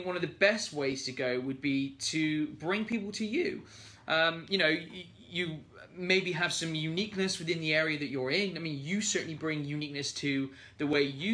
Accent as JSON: {"language": "English", "country": "United Kingdom", "said": "being British"}